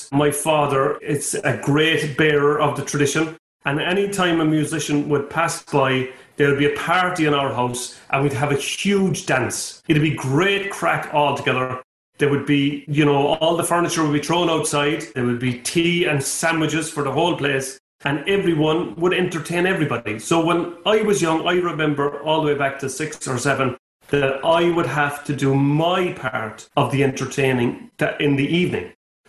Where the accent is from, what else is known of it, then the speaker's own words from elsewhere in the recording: Cork, Munster, Ireland; accent: southern drawl; moved away as an adult; now in San Diego, United States; I'm from Cork, the very south of Ireland. We have our own southern drawl. And I tell you, I travel all around America. I live in San Diego